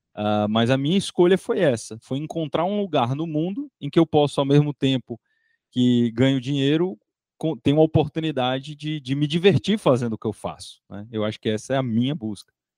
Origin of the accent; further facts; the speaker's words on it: Piripiri, Piauí, Brazil; eu sou lá do interior do Piauí, né? Minha cidade chama Piripiri